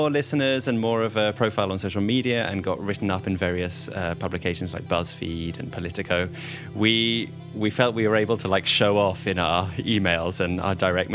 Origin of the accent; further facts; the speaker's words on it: United Kingdom; because we're British